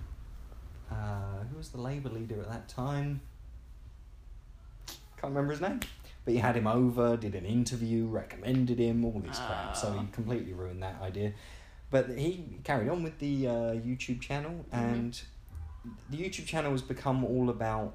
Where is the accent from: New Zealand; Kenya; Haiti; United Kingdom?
United Kingdom; England; as an English person